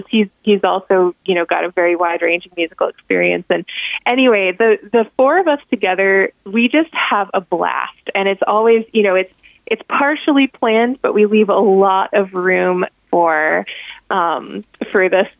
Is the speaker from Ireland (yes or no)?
yes; Ireland; as an Irish fiddlers very often sort of stick to the melody, and I'm one of those people.